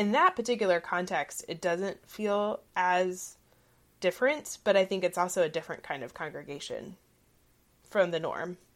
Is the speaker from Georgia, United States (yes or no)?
yes; Southeast Georgia, United States; growing up in the South, in Southeast Georgia, family was the norm